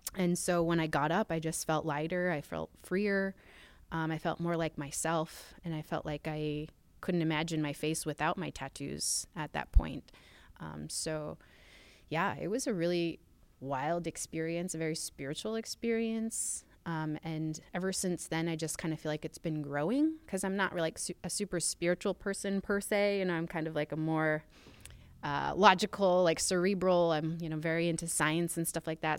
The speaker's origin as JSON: {"language": "English", "town": "Utqiagvik", "region": "Alaska", "country": "United States", "tie": "born or raised there", "said": "I grew up in Utkervik. Um, it's the northernmost city in the United States"}